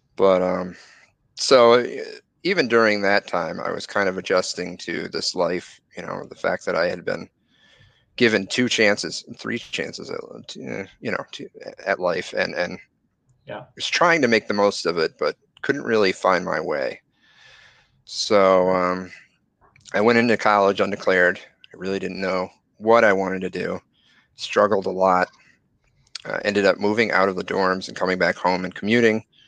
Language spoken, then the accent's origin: English; Connecticut, United States; I grew up in in Connecticut, had great friends, had a great experience